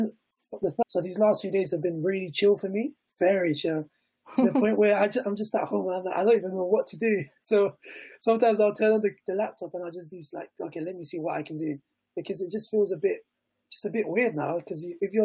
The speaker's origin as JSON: {"language": "English", "country": "United Kingdom", "tie": "born or raised there", "also_born_or_lived": "Ecuador", "said": "I grew up here in the UK, and it was pretty obvious that I was obviously from Latino descent."}